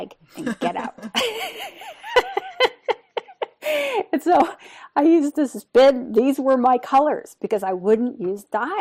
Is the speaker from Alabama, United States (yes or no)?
no; San Francisco Bay Area, California, United States; also born or lived in Bakersfield / San Diego; I grew up in the San Francisco Bay Area